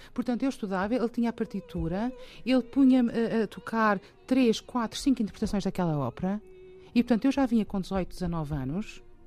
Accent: Portugal; moved away as an adult; also born or lived in England; voltei para Portugal para, para sepultar os meus pais

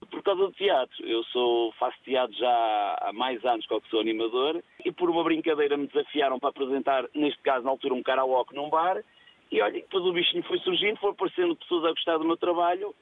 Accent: Felgueiras, Norte, Portugal; sou da zona da Lixa, Felgueiras

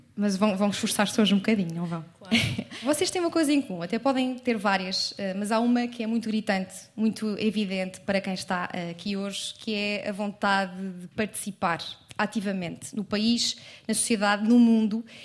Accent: Leiria, Centro, Portugal; eu sou de Leiria

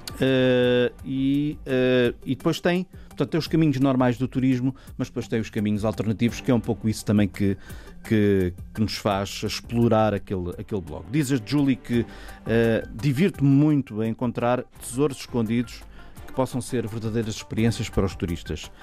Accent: Portugal; nós que somos portugueses

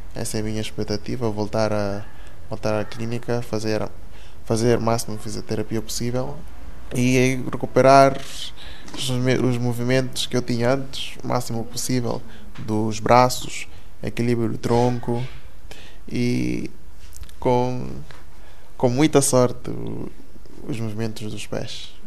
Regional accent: Guinea-Bissau; moved away as an adult; now in Portugal; nasci na Guiné-Bissau. Uh, eh, cheguei cá com 18 anos.

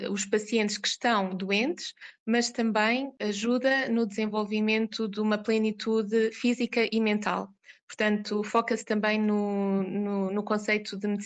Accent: Coimbra, Centro, Portugal; now in Oman; Como disse, eu sou de Coimbra

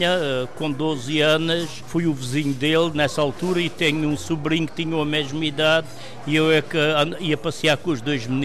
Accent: Portugal; eu, como sou muito português, gosto de ter raízes portuguesas.

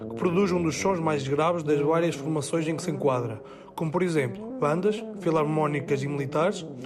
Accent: Trás-os-Montes, Portugal; Eu comecei a tocar tuba com 14 anos na banda musical de Loibos, que é a minha aldeia em Trás dos Montes.

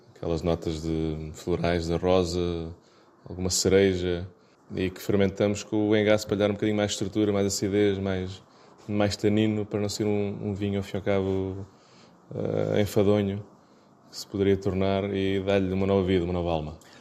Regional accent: Algarve, Portugal; Somos algarvios

